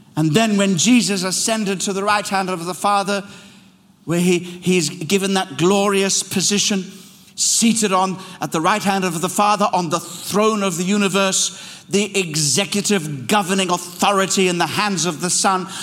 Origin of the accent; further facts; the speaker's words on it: Kenya; now in London, United Kingdom; I led a mission team into my birthplace, Kenya